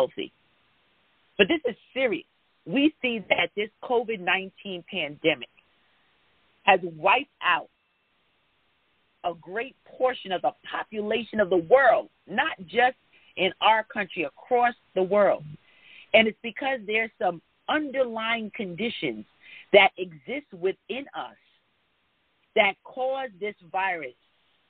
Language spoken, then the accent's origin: English; Jamaica; I'm West Indian, I'm Jamaican, and my grandfather used to fuss at me all the time.